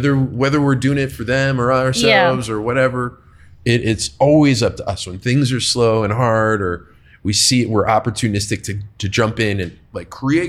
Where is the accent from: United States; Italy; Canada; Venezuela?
United States; Buffalo, New York; But I'm from Buffalo, near Buffalo, New York.